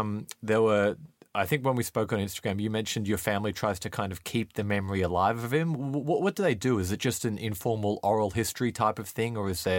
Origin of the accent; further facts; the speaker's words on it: Australia; now in United Kingdom; I'm Australian, I live in the UK, but I grew up in Australia.